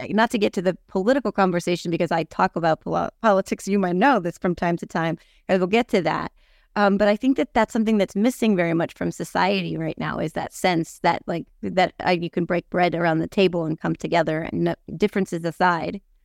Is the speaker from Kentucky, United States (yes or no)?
no; Lafayette, New Jersey, United States; also born or lived in Whippany, Morris County, New Jersey; I grew up in Lafayette.